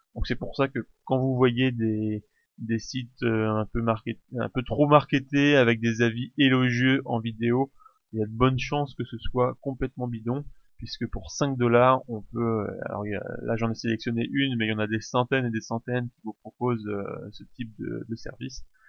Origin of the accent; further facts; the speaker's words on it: France; chez nous en France